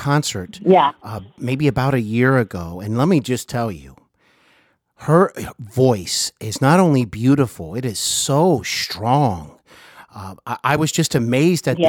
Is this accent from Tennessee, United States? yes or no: no; Cincinnati, Ohio, United States; also born or lived in Hollywood; I now reside in my hometown of Cincinnati